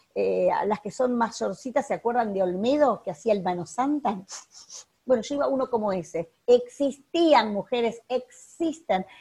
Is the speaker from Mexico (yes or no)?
no; Uruguay; no soy argentina, soy uruguaya